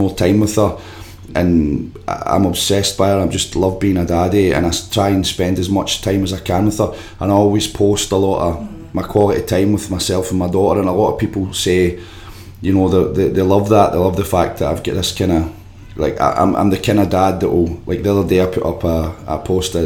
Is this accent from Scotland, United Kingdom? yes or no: yes; Glasgow, Scotland, United Kingdom; I grew up in Yoker, just in the borders of Clydebank